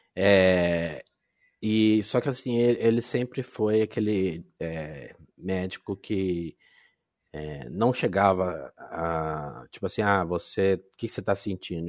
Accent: Londrina, Paraná, Brazil; Eu sou de Londrina, Paraná, uma cidadezinha do norte do Paraná

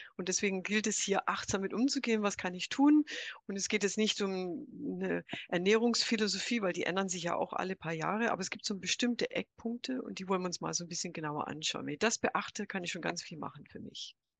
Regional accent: United States; now in Germany; ich bin 63 in den USA geboren, aufgewachsen, nach Deutschland gekommen

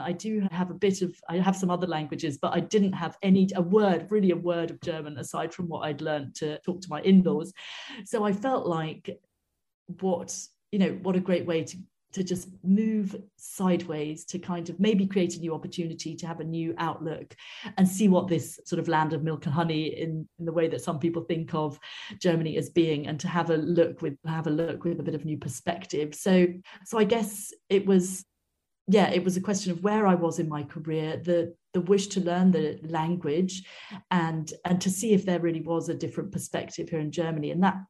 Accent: Wales, United Kingdom; I come from Wales originally, which you don't necessarily hear in my accent. And we did have, when I was growing up, excellent music education in schools.

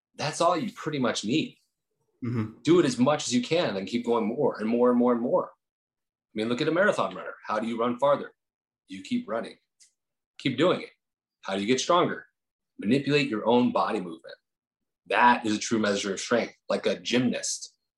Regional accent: New Jersey, United States; moved away; also born or lived in Incline Village, Lake Tahoe, Nevada; I was from Jersey, so we kind of had that same kind of attitude.

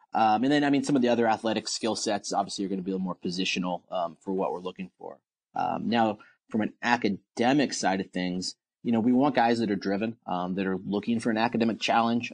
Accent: Portland, Oregon, United States; moved away; I'm from Portland, Oregon, and we don't have a baseball team there

